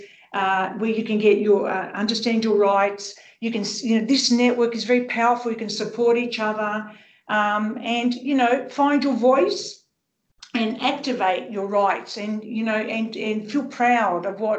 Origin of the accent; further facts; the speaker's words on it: Sydney, New South Wales, Australia; growing up in Sydney's rich multicultural Western suburbs as the daughter of Greek migrants